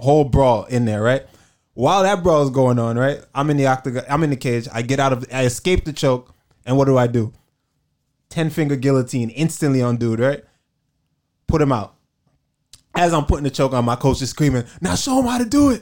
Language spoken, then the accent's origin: English; New York, United States; I'm from New York